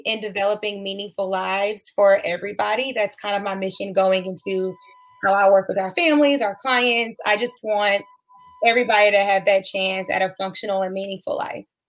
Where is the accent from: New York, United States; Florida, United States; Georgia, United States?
Georgia, United States; Atlanta; now in Texas, United States; I am from Atlanta, Georgia, but I currently live in Texas